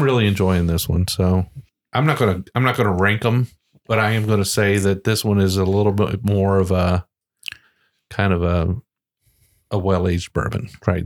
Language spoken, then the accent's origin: English; Ohio, United States; moved away; I grew up in Ohio